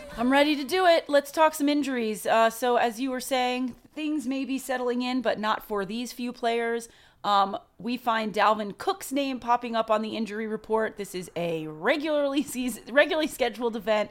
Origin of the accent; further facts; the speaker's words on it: New York, United States; we are from New York